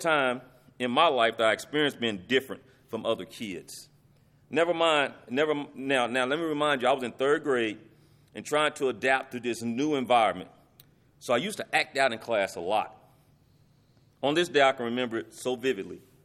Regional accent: Lubbock, Texas, United States; When I was in third grade, I got what they call bust. And this was in the early eighties that, that this happened. It was a program that took pla, that took minority kids and placed them in a school that had more white kids to try to make the Lubbock I S D more diverse

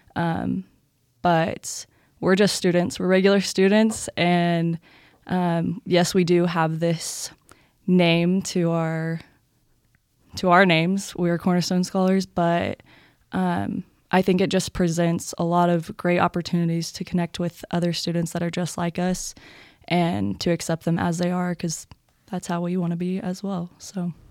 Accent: Louisville, Texas, United States; I'm from Louisville, Texas

